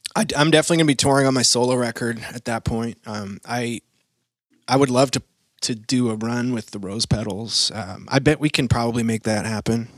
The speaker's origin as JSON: {"language": "English", "region": "Maine", "country": "United States", "tie": "born or raised there", "also_born_or_lived": "New York / Los Angeles", "moved": "as an adult", "said": "I grew up in Maine"}